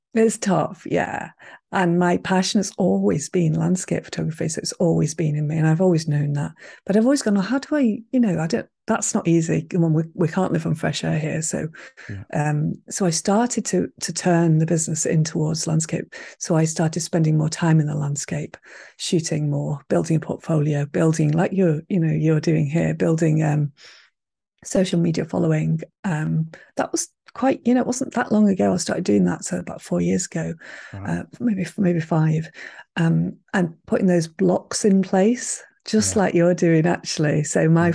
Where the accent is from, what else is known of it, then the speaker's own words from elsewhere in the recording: Manchester, North West England, United Kingdom; moved away as an adult; now in Highlands, Scotland; I was brought up in Manchester